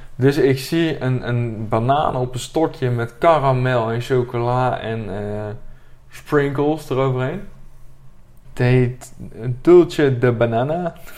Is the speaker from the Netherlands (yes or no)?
yes; Buren, Gelderland, Netherlands; ik kom dan uit Buren